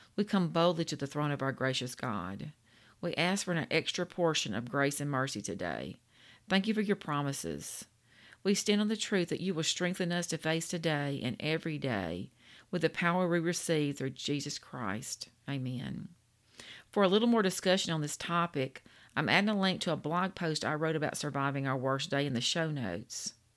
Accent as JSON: {"language": "English", "region": "Louisiana", "country": "United States", "said": "I'm from Louisiana. We the food state"}